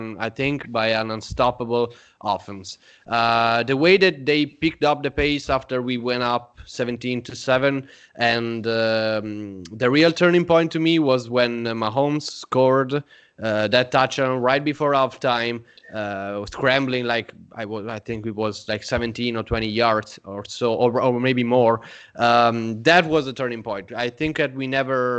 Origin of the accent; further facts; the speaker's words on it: Italy; we are from Italy.